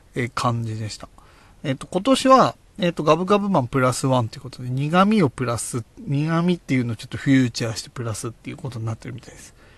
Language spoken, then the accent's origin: Japanese; Oyama, Tochigi, Japan; 僕の地元、栃木県小山市